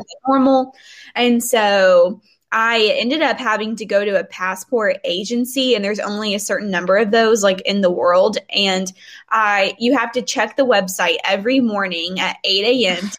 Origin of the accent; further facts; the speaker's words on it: Murfreesboro, Tennessee, United States; also born or lived in Hendersonville; I moved back home to Murfreesboro, which is where I'm from